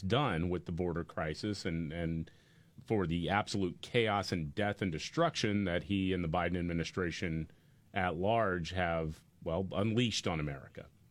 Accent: Houston, Texas, United States; my hometown of Houston

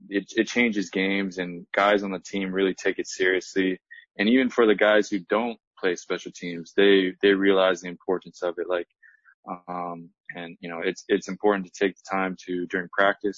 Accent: Kailua, Hawaii, United States; moved away; My wife and I, we grew up in Kailua

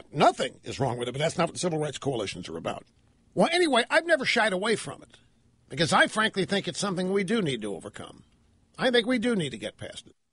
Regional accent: United States; You know, I'm, I'm an American. I love this country.

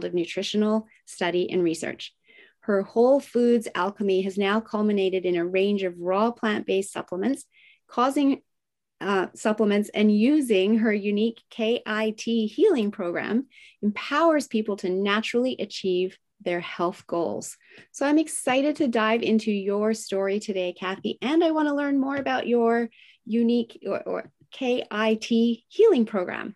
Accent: Australia; moved away; all the way from down under, my home country

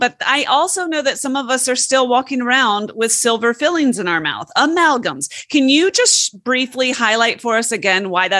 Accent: United States; I'm only speaking as an American

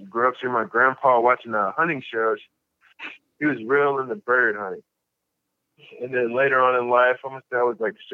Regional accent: Cincinnati, Ohio, United States; also born or lived in Paris, Kentucky / Columbus, Ohio; I'm originally out of Cincinnati, but I was born in Paris, Kentucky

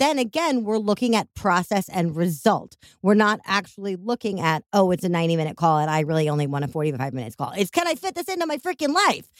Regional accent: Chicago, Illinois, United States; accent: Chicago; my Chicago accent

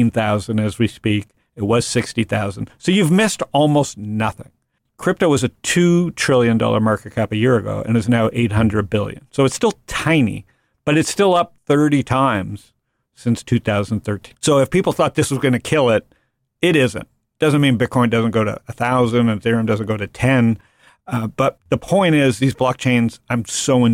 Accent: United States; I'm an American

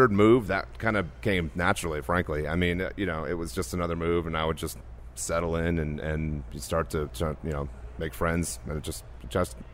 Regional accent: New York, United States; born there; also born or lived in New Orleans / London / Holland / Paris; I was born in New York. I lived here for moved down to New Orleans for three years. Then I was in London for three years. Um, then Holland for three years, and then back to New Orleans for four years

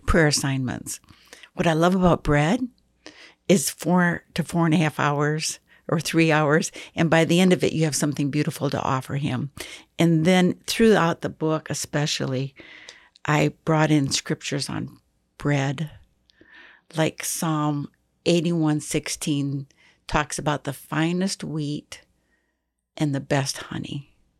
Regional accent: Michigan, United States; now in Texas, United States; I was raised in Michigan

